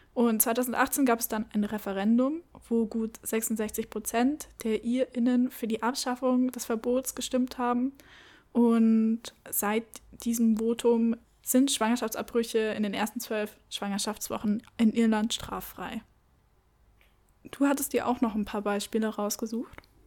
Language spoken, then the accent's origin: German; Munich, Bavaria, Germany; Ich komme aus München.